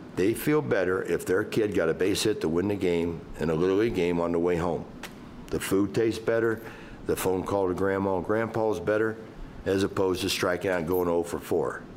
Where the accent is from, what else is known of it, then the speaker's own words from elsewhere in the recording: Cincinnati, Ohio, United States; I'm from Cincinnati